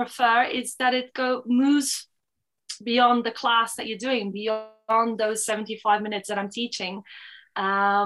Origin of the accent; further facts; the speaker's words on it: Belgium; moved away; also born or lived in Portugal / Switzerland; I am Belgian. My mother is Belgian. My father is French. So but I was brought up in Belgium